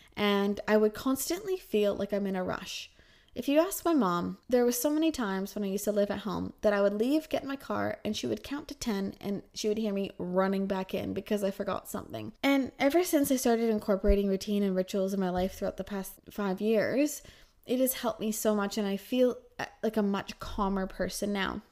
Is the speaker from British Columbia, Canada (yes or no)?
yes; Kelowna, British Columbia, Canada; moved away as an adult; also born or lived in Calgary; in Canada, in Kelowna, my hometown, I worked nine to five